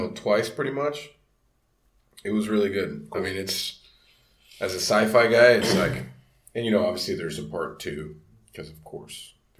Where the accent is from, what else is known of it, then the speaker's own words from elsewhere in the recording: Miami, Florida, United States; I'm growing up in Miami